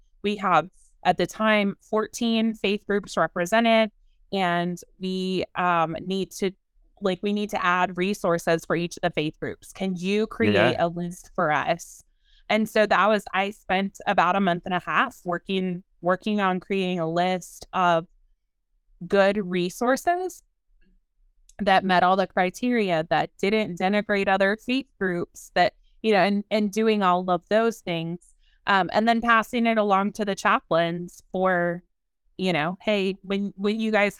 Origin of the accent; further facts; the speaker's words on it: San Antonio, Texas, United States; also born or lived in Baton Rouge, Louisiana; You know, I come from the South. I come from San Antonio and Baton Rouge, and right. I come from football and tailgating and tacos, right.